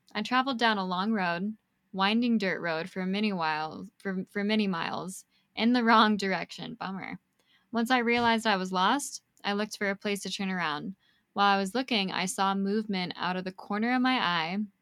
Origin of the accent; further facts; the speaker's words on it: Niwot, Colorado, United States; my hometown